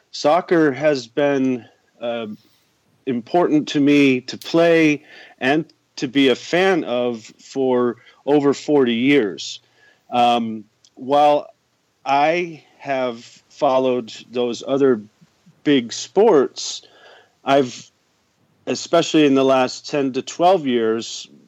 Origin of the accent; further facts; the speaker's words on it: New York, United States; moved away as an adult; also born or lived in Albuquerque, New Mexico / Michigan / Arizona / Texas; now in Germany; I come from Albuquerque, New Mexico, and have been here for nearly 20 years. I originally come from New York State and have traveled and lived around the country in places such as Michigan, Arizona, and Texas.